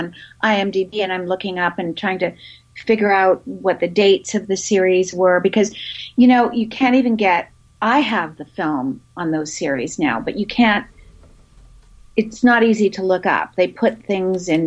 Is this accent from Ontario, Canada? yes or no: no; Vancouver, British Columbia, Canada; I grew up in Canada, in Vancouver.